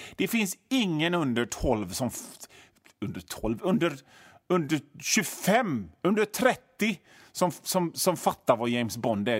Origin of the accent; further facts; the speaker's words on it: Hönö, Västra Götaland, Sweden; Jag kommer ifrån Hönö eh, i Öckerö kommun.